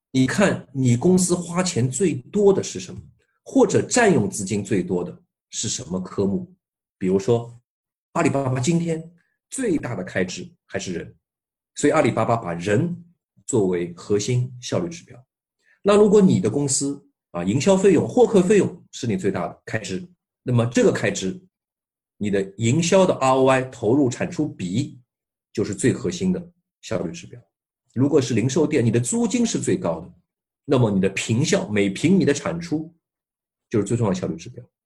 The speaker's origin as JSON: {"language": "Chinese", "country": "China", "said": "我们中国人以前老人也说过一句话"}